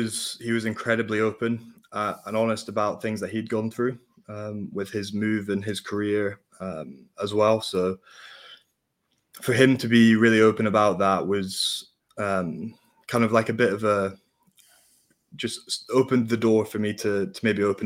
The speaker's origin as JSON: {"language": "English", "region": "Scotland", "country": "United Kingdom", "said": "we were the Scottish guys"}